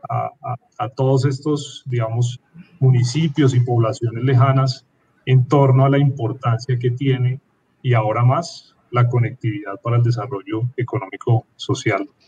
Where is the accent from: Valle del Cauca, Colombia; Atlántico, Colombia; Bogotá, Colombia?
Bogotá, Colombia